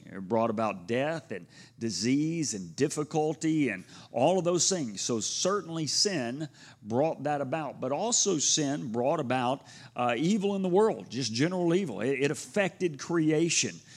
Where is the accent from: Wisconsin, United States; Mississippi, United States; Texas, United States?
Texas, United States; Houston; growing up in Houston